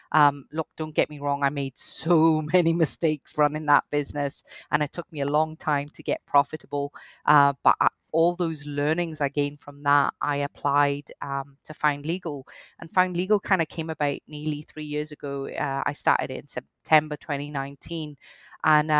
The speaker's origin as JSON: {"language": "English", "town": "Cardiff", "region": "Wales", "country": "United Kingdom", "tie": "born or raised there", "also_born_or_lived": "Scotland", "accent": "hybrid Welsh-Scottish", "said": "I started off, I grew up in Wales, in Cardiff to be specific. I did my law degree in Scotland, hence the accent, hybrid accent. You notice the Welsh when I've had a few wines."}